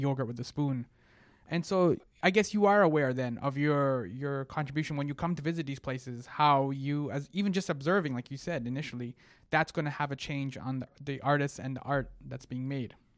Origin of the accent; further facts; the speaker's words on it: Egypt; I'm from Egypt